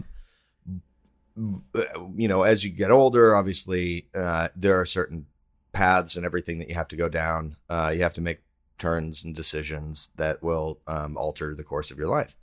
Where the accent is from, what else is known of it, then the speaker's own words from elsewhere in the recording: Texas, United States; I'm from Texas